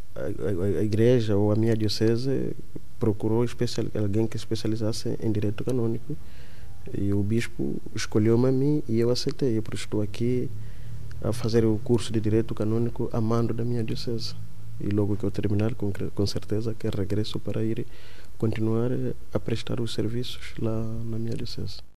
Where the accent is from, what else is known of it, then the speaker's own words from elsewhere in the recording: Mbanza Kongo, Zaire, Angola; moved away as an adult; now in Paço de Arcos, Portugal; Eu sou da cidade de São Salvador do, do Congo, é antigo capital do Reino do Congo. Agora, atualmente, é a província do Zaire e a capital é Mbanza, Congo